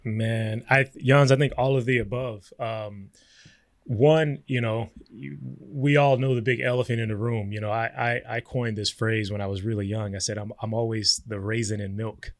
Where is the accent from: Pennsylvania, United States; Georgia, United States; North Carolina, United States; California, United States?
California, United States; Compton; I grew up in Compton, California.